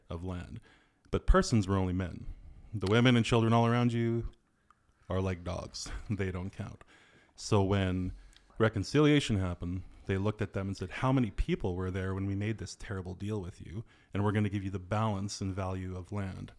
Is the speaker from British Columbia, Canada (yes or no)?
yes; reserve near Fort St. John, British Columbia, Canada; like my hometown, like I was born on the original reserve of my great-grandfather